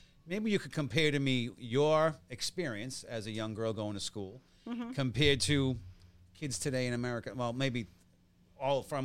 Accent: Boston, Massachusetts, United States; I come from Boston

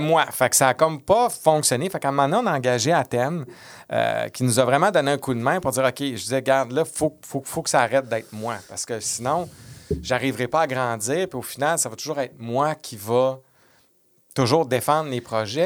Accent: Quebec City, Quebec, Canada; moved away; j'étais de Québec

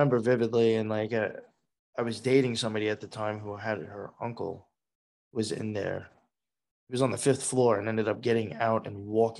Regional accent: Long Island, New York, United States; accent: New York; Well, I actually grew up and spent most of my life out in Long Island.

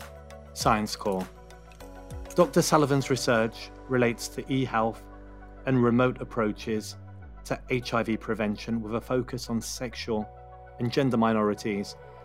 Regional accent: United Kingdom; now in France; I'm based in France, although as you can probably tell by my accent, I'm a British national.

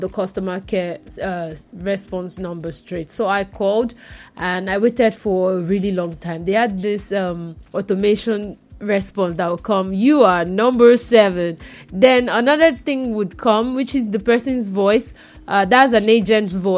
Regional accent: Nigeria; I'm Nigerian.

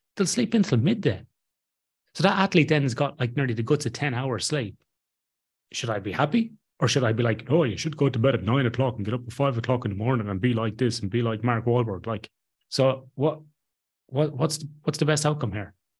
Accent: Ireland; I'm Irish Catholic

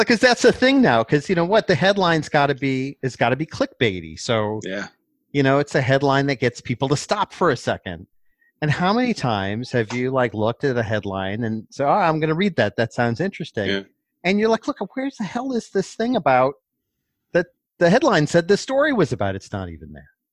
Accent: Cleveland, Ohio, United States; I grew up in Cleveland

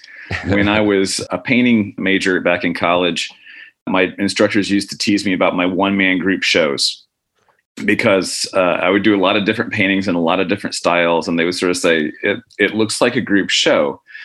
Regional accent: Indiana, United States; born there; also born or lived in Oklahoma / Alabama; I was born in Indiana. My dad was an instructor who's chairman of the music department at Indiana Purdue in Fort Wayne, and then moved to Oklahoma. Moved to Alabama from there.

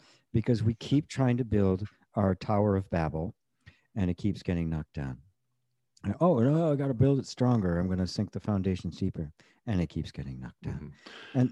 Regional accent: United States; I grew up in the United States at the time in the 50s and into the 60s

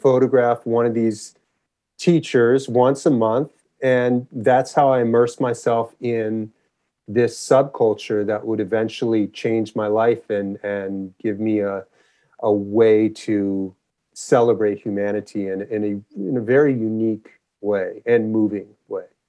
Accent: Los Angeles, California, United States; moved away as an adult; also born or lived in Santa Cruz, United States / Memphis, United States / Encinitas, United States / San Francisco, United States; I grew up in Los Angeles.

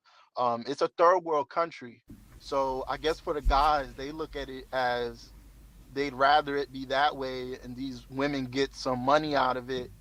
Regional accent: New York City, New York, United States; moved away as an adult; also born or lived in Las Vegas / Thailand; I'm from New York City

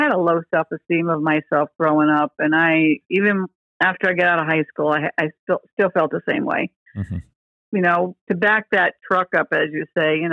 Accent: Milford, Connecticut, United States; also born or lived in New Haven, Connecticut; now in Panama City, United States; I was born in New Haven, Connecticut, and I was raised in Milford, Connecticut.

